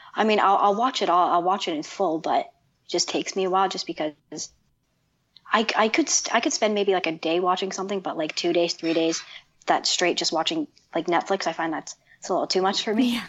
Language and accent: English; Toronto, Ontario, Canada; I'm from Canada, Toronto